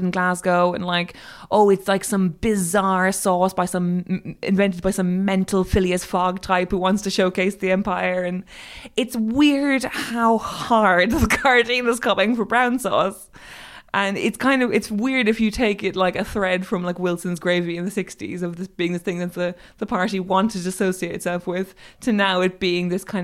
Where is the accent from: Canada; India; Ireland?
Ireland; moved away as an adult; now in United Kingdom; I'm Irish